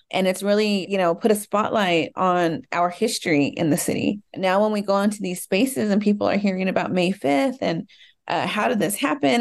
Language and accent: English; Dallas, Texas, United States; I was born and raised in Dallas, Texas.